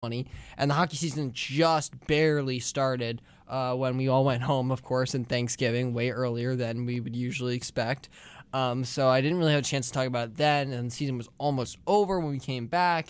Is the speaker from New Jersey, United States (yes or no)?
yes; New Jersey, United States; I'm from New Jersey